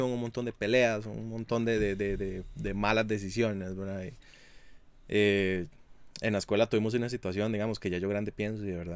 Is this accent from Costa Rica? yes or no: yes; Hatillo, San José, Costa Rica; yo crecí en un lugar no muy agraciado, un barrio no muy agraciado, y yo crecí en Atillo